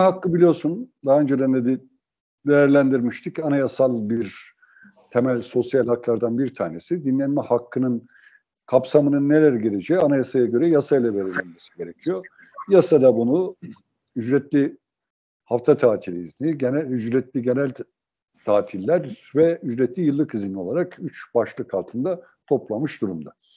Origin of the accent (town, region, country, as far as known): Sivas Province, Turkey; born or raised there; moved away